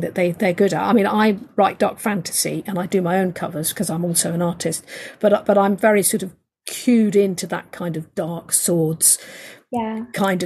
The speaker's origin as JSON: {"language": "English", "region": "southern England", "country": "United Kingdom", "accent": "soft little southern English", "said": "I'm British, as you can hear. And I have this soft little southern English accent."}